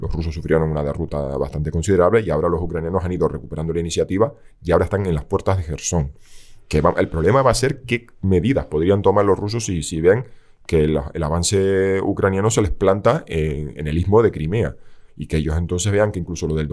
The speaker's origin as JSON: {"language": "Spanish", "country": "Spain", "said": "lo siento, vamos a seguir siendo españoles un tiempo"}